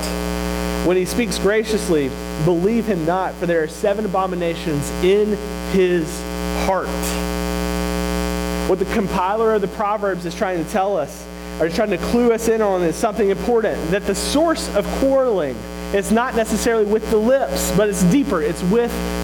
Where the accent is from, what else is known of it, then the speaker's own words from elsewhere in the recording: Mississippi, United States; moved away; I'm from Mississippi